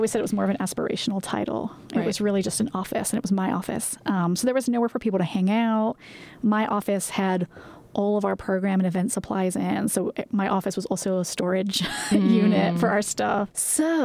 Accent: England, United Kingdom; moved away as an adult; now in United States; I'm originally from England

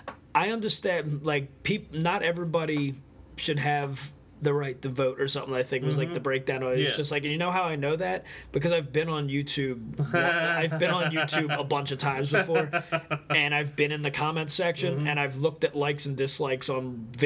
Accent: Tampa, Florida, United States; And I know music. I'm from Tampa.

